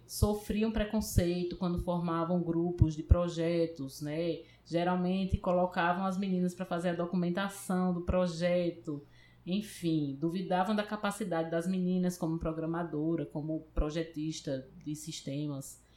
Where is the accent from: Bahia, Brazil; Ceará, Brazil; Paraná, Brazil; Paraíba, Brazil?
Paraíba, Brazil; moved away as an adult; now in Recife, Brazil; eu sou da Paraíba, vim para cá, para Recife, para estudar no Centro de Informática